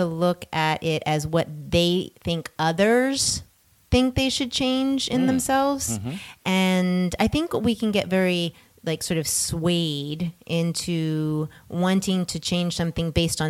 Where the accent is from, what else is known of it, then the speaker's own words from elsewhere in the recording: New Jersey, United States; now in West Coast, United States; you could take the girl out of Jersey, you can't take the Jersey out of the girl.